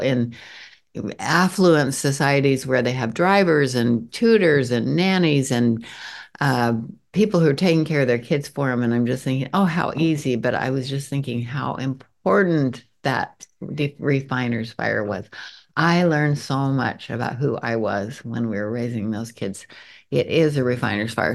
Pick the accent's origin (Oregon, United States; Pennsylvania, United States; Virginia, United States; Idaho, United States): Idaho, United States; Montpelier; I grew up in Montpelier, Idaho, which is down in the very eastern, s, southeastern corner of Idaho